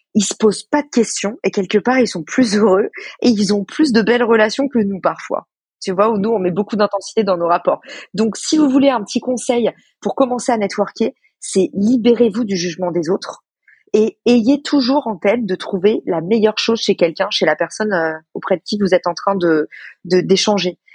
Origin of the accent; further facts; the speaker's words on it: France; also born or lived in United States; quand on est français